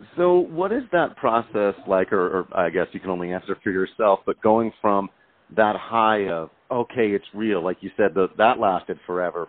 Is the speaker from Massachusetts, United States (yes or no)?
no; Grand Junction, Colorado, United States; Grand Junction is my hometown